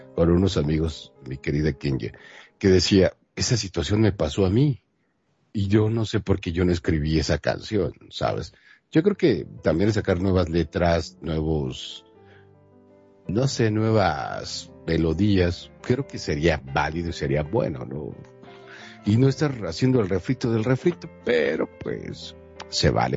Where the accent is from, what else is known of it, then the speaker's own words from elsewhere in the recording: Mexico; los que somos mexicanos